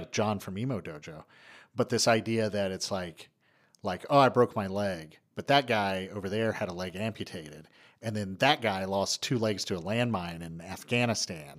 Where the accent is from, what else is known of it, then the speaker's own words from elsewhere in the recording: East Tennessee, United States; moved away; I'm from East Tennessee. It's not a big, big place where I'm from, and I go back, and I'll run into somebody I went to high school